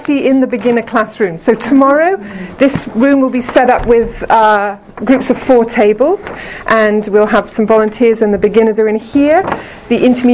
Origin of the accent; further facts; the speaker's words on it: Liverpool, North West England, United Kingdom; I'm from England, I'm from Liverpool